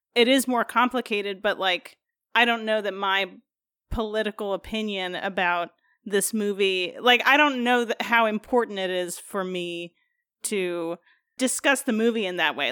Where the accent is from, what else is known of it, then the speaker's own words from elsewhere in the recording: United States; being an American